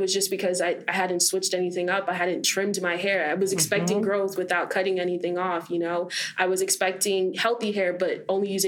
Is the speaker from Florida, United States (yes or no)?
yes; Fort Lauderdale, Florida, United States; also born or lived in Jamaica (family); I'm from Fort Lauderdale, Florida